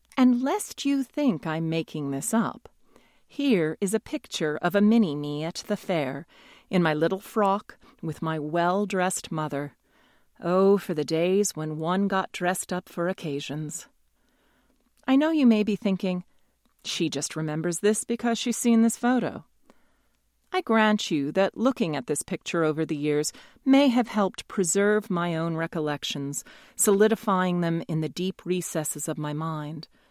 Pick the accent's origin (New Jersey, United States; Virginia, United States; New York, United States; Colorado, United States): New York, United States; born or raised there